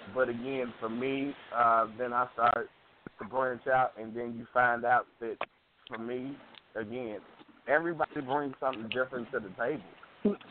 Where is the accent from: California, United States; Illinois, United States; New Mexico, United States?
Illinois, United States; Chicago; I'm from Chicago